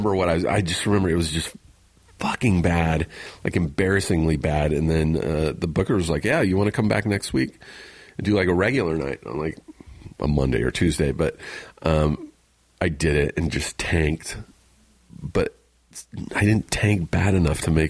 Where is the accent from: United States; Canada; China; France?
United States; Riverside, California; I grew up in Riverside, which is about an hour away from here.